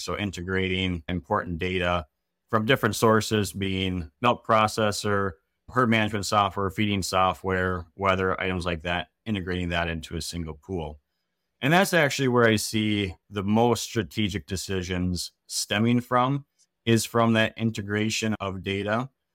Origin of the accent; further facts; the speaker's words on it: Wisconsin, United States; also born or lived in Minnesota; I grew up in Wisconsin